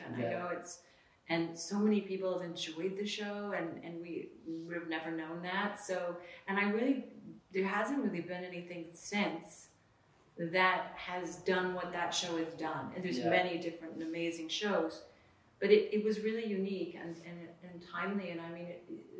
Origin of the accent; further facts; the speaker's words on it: Orange County, California, United States; I grew up sort of in Orange County